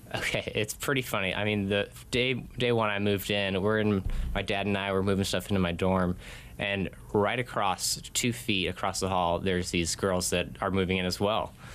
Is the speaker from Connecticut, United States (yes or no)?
yes; Connecticut, United States; moved away as an adult; also born or lived in Arizona; Grew up in Connecticut, over on the East Coast